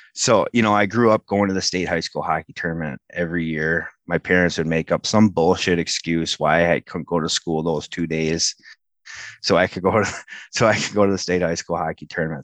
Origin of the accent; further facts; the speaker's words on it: Oakdale, Minnesota, United States; I grew up in Oakdale.